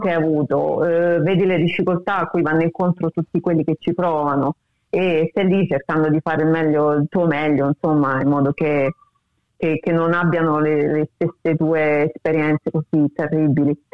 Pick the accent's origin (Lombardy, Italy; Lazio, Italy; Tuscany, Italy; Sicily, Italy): Lazio, Italy; Rome; moved away as an adult; now in Australia; anche se sono di Roma, mi sento molto più meridionale che romana forse